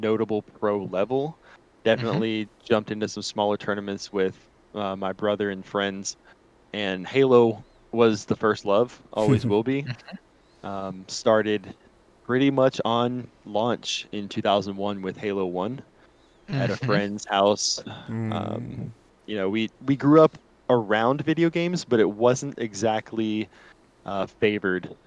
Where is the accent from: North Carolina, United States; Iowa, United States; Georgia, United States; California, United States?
North Carolina, United States; Charlotte; born and raised here in Charlotte, North Carolina